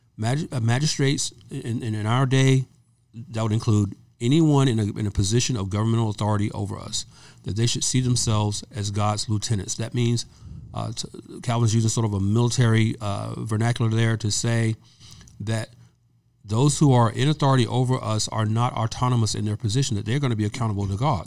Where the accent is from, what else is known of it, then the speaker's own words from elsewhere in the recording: the South, United States; also born or lived in Georgia; now in California, United States; I'm from the South.